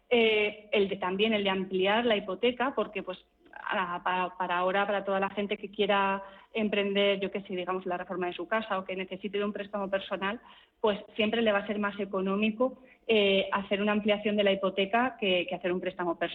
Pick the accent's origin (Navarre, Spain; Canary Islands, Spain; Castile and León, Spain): Castile and León, Spain; Burgos; yo soy de Burgos